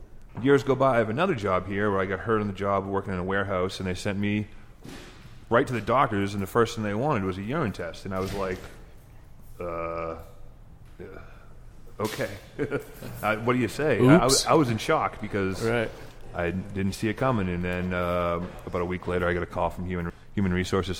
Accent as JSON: {"language": "English", "region": "Massachusetts", "country": "United States", "moved": "as an adult", "lives_now": "Colorado, United States", "said": "I haven't lived here my whole life. I'm from Massachusetts. I've been here about 7 years."}